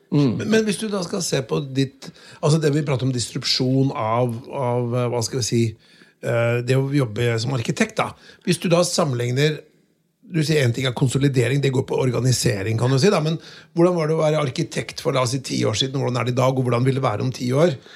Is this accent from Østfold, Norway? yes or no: no; Notodden, Vestfold og Telemark, Norway; jeg er fra Notodden